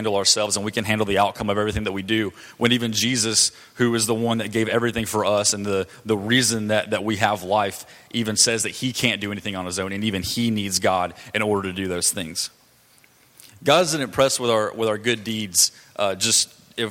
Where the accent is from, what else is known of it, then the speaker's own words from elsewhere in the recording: Douglasville, Georgia, United States; I grew up in Georgia. You know, I lived in Douglasville until I was about 10 years old, and I've lived here for the last 11 years